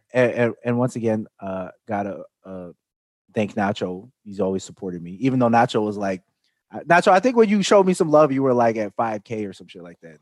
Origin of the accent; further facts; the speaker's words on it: Chicago, Illinois, United States; I grew up in Chicago